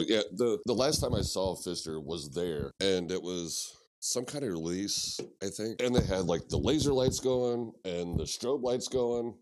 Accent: Ste. Genevieve, Missouri, United States; I grew up in Saint Gin.

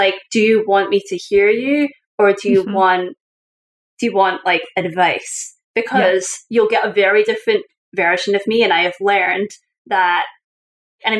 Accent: Scotland, United Kingdom; moved away as an adult; also born or lived in Syracuse; now in United States; I was a Scottish person living in Scotland

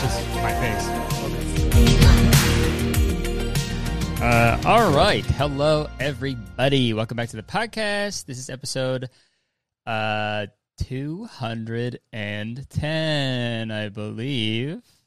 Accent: Canada; I'm Canadian

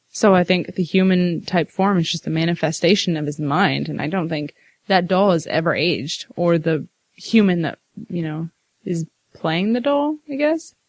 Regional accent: Midwest, United States; I'm a Midwesterner

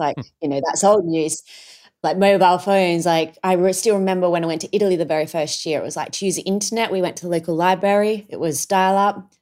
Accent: Adelaide Hills, South Australia, Australia; we grew up in the Adelaide Hills

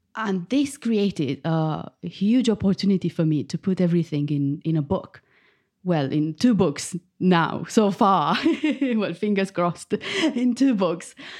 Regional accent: Bucharest, Romania; moved away as an adult; now in United Kingdom; I was born in Bucharest, the capital of Romania and I moved to the UK 15 years ago.

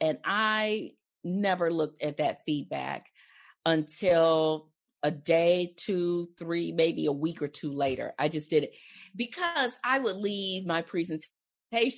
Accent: Texas, United States; I'm from Texas

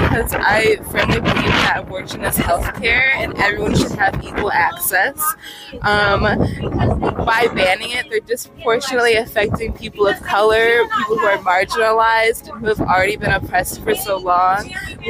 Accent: Cleveland, Ohio, United States; I use they, them pronouns. I'm from the Cleveland area and I work for Pro-Choice Ohio as a field organizer.

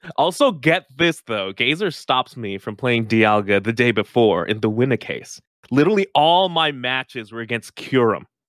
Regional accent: Philippines; I'm from the Philippines

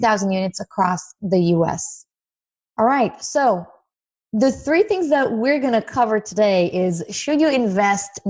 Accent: Israel; moved away as an adult; now in United States; I was born in Israel, and I had a very, very humble beginning. I moved to the States about less than 6 years ago, actually

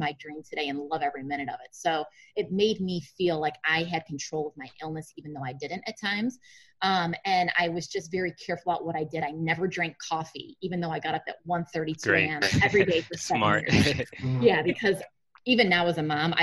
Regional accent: Chicago, Illinois, United States; I'm from Chicago.

